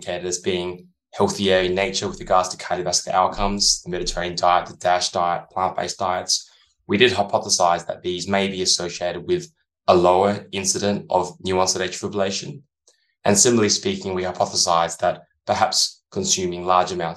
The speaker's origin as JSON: {"language": "English", "town": "Adelaide", "region": "South Australia", "country": "Australia", "tie": "born or raised there", "also_born_or_lived": "San Francisco, United States", "moved": "as an adult", "said": "recently I've returned to my hometown of Adelaide in Australia"}